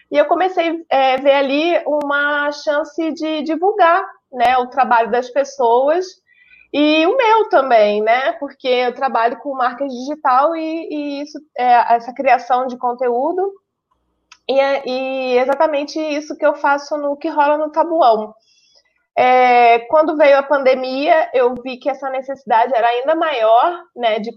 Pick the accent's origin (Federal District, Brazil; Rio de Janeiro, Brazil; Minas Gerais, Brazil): Rio de Janeiro, Brazil; now in Taboão da Serra, Brazil; eu sou carioca, apesar do sotaque ser misturado.